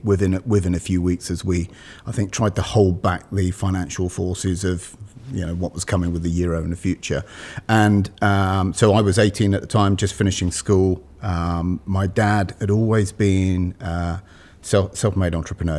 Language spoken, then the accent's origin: English; United Kingdom; moved away as an adult; also born or lived in London; now in Malvern, United Kingdom; I was born just outside London